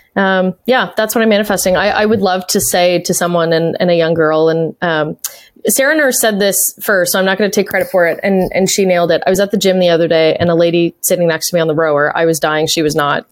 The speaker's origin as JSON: {"language": "English", "country": "Canada", "said": "a Canadian fan back then"}